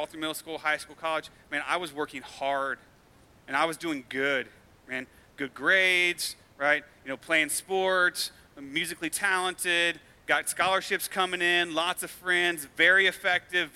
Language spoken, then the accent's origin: English; United States; myself included, that we as American Christians